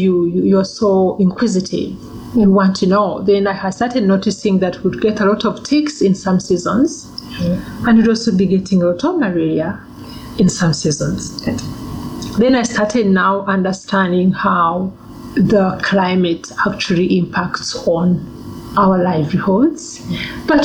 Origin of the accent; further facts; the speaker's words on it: Uganda; also born or lived in Rwanda; now in Namibia; So I was born in Uganda. And we were living in this refugee camp.